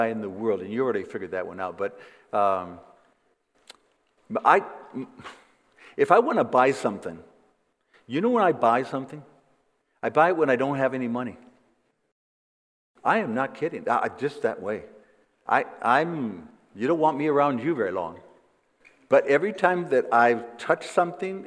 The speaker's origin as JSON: {"language": "English", "town": "Flint", "region": "Michigan", "country": "United States", "tie": "born or raised there", "moved": "as an adult", "lives_now": "Costa Rica", "said": "I was born in Flint, Michigan."}